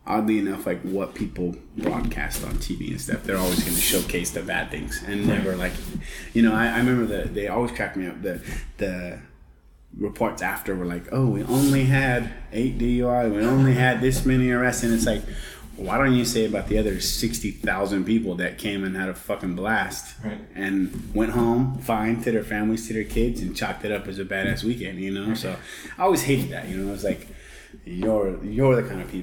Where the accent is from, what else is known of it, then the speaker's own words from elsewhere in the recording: San Jose, California, United States; also born or lived in San Martin, California; now in Hollister, United States; I was born and raised in San Jose